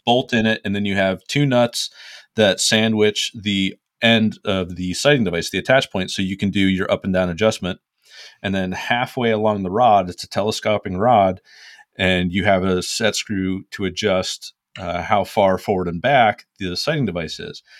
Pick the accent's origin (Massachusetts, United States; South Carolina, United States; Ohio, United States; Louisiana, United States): Ohio, United States; I'm from Ohio